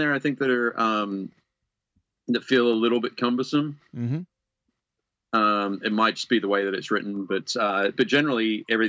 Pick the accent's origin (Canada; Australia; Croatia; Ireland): Australia; because I'm Australian and the Mad Max feel of it all